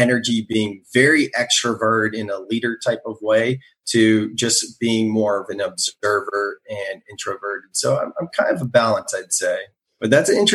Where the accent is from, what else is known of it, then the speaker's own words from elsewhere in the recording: Silicon Valley, California, United States; I'm from Silicon Valley, born and raised